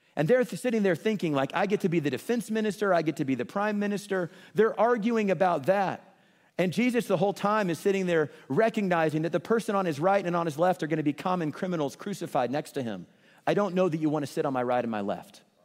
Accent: Kansas City, Missouri, United States; I grew up in Kansas City, and I love Kansas City

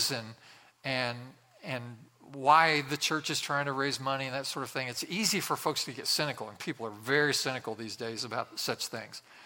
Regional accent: West Central Indiana, United States; I grew up in a very small town in West Central Indiana.

